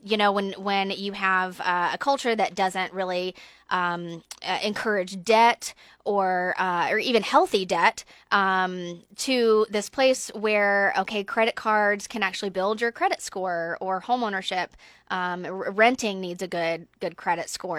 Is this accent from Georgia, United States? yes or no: yes; Georgia, United States; moved away; I'm from Georgia, though, so I'm an, I'm an S E C fan